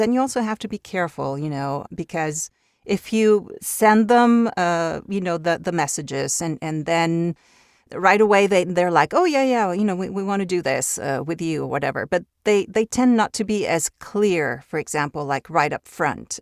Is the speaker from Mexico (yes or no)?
yes; Mexico; first language Spanish; English is a second language; also born or lived in Italy; I grew up in Mexico, so I was two when we moved to Mexico. So I would say my, my strongest language is Spanish